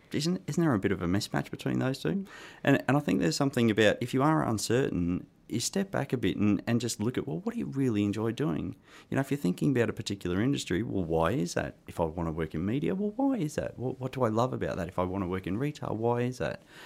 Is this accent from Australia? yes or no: yes; Australia; accent: Australian; moved away; I started my career, um, actually in Australia, hence my accent.